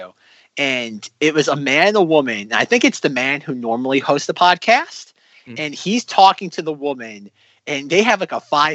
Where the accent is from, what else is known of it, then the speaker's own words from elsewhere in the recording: Atlanta, Georgia, United States; I'm from Atlanta